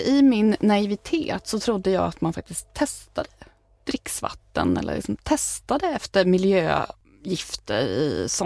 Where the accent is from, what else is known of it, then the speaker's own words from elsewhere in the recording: Luleå, Norrbotten County, Sweden; now in Uppsala, Sweden; När jag var barn och bodde i Luleå, då fick man äta fluortabletter. Men det behöver man inte i Uppsala.